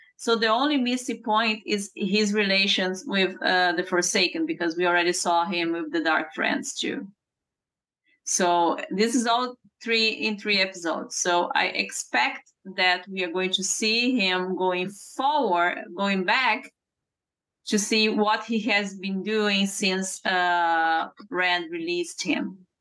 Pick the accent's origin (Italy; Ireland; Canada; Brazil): Brazil; born or raised there; English is a second language; moved away